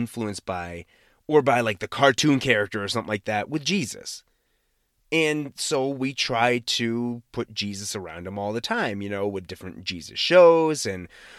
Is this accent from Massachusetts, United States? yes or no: yes; Massachusetts, United States; accent: Boston; like I'm sure I have a Boston accent, but I am from the Boston area and I used to have a Boston accent.